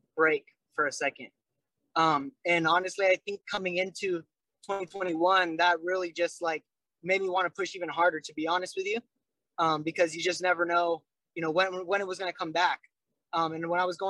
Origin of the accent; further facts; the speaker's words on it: Vancouver, Washington, United States; I'm from Vancouver, they're like, oh, Canada, right? And I'm like, no, I'm not